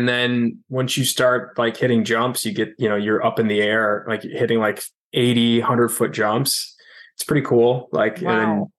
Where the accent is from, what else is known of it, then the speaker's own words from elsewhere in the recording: Syracuse, New York, United States; also born or lived in Raleigh, North Carolina; now in New York City, United States; I grew up in Syracuse, New York, for the most part, and then lived in Raleigh, North Carolina for a couple of years when I was younger.